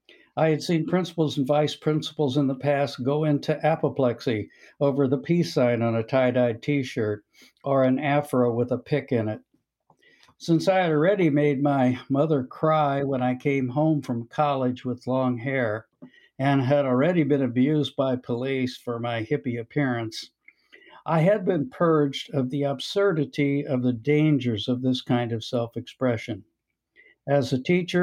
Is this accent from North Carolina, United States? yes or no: no; Quincy, Illinois, United States; I'm from Quincy, Illinois